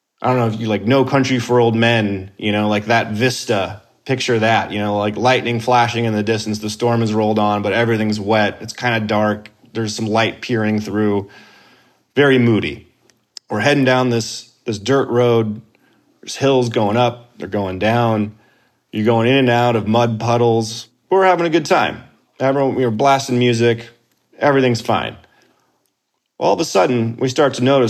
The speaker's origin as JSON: {"language": "English", "town": "Tempe", "region": "Arizona", "country": "United States", "tie": "born or raised there", "moved": "yes", "lives_now": "Los Angeles, United States", "said": "Grew up in Arizona. Grew up in Tempe specifically"}